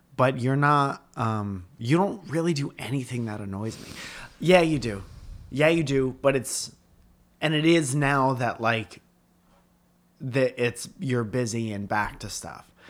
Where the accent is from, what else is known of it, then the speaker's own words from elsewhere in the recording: Stratford, Connecticut, United States; We're from Stratford